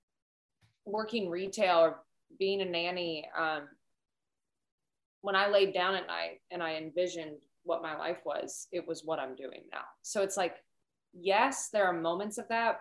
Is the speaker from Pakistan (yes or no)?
no; outside of Cincinnati, Kentucky, United States; I'm from Kentucky, but outside of Cincinnati